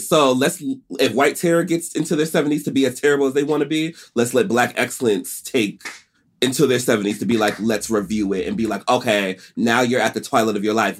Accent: Stony Brook, New York, United States; also born or lived in Atlanta; I'm a real New Yorker, too. I was born in Stony Brook Hospital

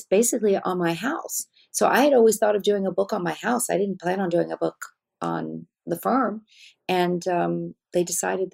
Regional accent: Wales, United Kingdom; I'm from Wales

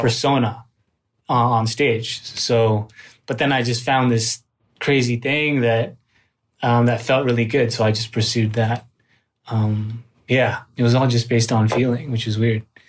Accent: Richmond, British Columbia, Canada; moved away as an adult; also born or lived in Manila, Philippines; now in Los Angeles, United States; I was born in the Philippines, on Manila, and then I went over to, to Vancouver, or specifically, more specifically Richmond, British Columbia, uh, when I was three.

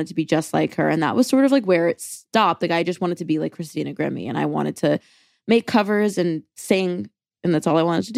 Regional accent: Jericho, New York, United States; I am from Long Island, New York

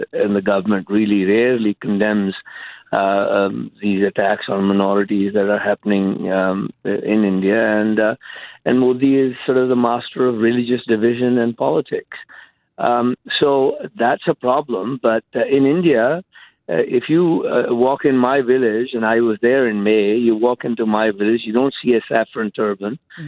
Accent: Canada; I'm a Canadian.

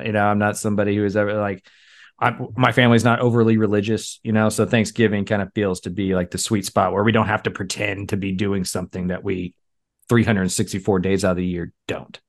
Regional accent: Texas, United States; We're from Texas

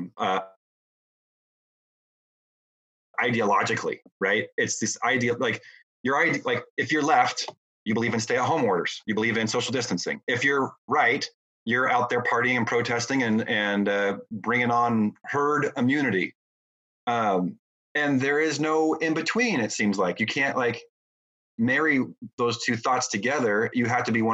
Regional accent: United States; as an American

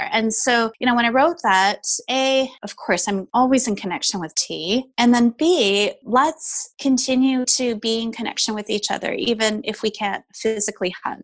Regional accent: Canada; I am Taiwanese Canadian

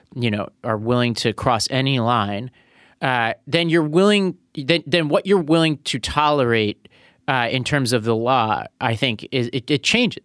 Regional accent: New York City, New York, United States; also born or lived in Nashville; I was born in Brooklyn

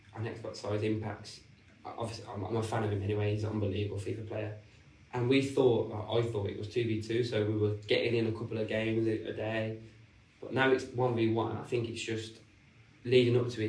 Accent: Birmingham, West Midlands, United Kingdom; Stourbridge, which is located in Birmingham, where it's obviously my hometown.

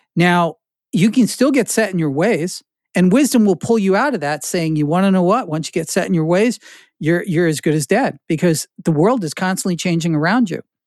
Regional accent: New Jersey, United States; moved away; This is what I grew up in Jersey.

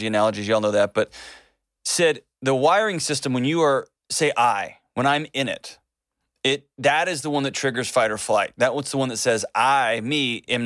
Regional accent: United States; also born or lived in Tennessee; I'm from Texas and Tennessee

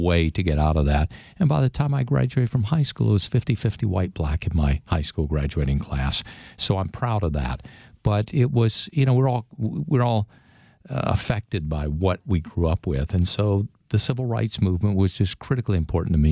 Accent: Mississippi, United States; moved away; I grew up in Mississippi in the fifties and sixties

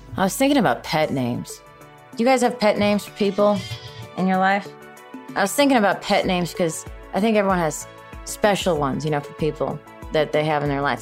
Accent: Chicago, Illinois, United States; moved away; I'm from originally from Chicago.

